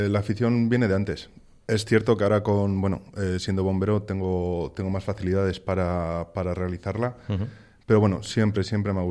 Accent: Aguilar de Campoo, Castile and León, Spain; yo soy de Aguilar de Campo, un pueblo del norte de Palencia, eh, en la montaña palentina.

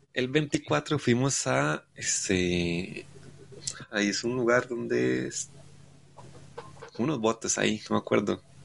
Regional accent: Costa Rica; Soy de Costa Rica

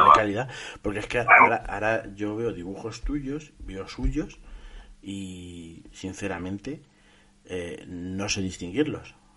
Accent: Castilla-La Mancha, Spain; yo como, como, manchego

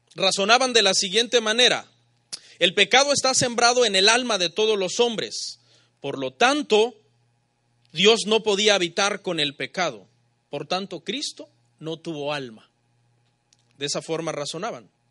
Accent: Mexico; Los mexicanos pensamos como mexicanos.

